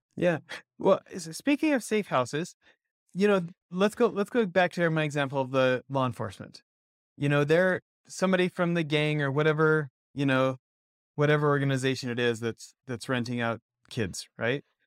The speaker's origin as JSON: {"language": "English", "country": "Canada", "tie": "born or raised there", "moved": "yes", "lives_now": "United States", "said": "I, American citizen, born in Canada"}